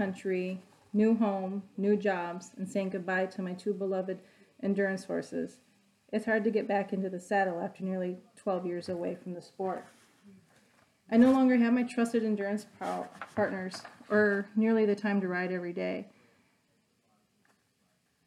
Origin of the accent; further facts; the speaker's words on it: Wisconsin, United States; I'm from Wisconsin